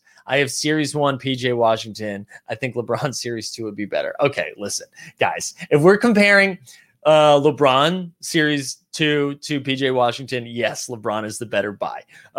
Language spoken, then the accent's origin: English; Philippines; As a Filipino, I wasn't for the Jordan Clarkson slander from last night's stream.